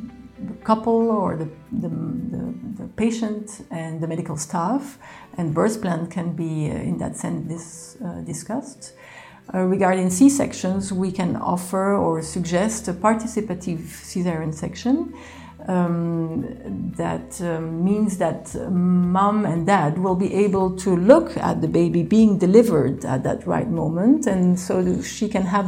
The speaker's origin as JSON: {"language": "English", "town": "Rome", "region": "Lazio", "country": "Italy", "tie": "born or raised there", "also_born_or_lived": "Geneva, Switzerland / Belgium", "said": "I'm Belgian. I grew up in Rome and in Geneva."}